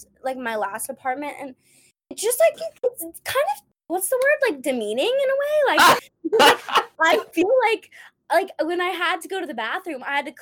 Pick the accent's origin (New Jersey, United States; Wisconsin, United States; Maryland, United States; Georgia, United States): Georgia, United States; Savannah; now in New York City, United States; So I was born and raised in Savannah, Georgia, which is a city that I wouldn't say stereotypically Southern in that it's a college town, but not just your like regular college. It's an arts college.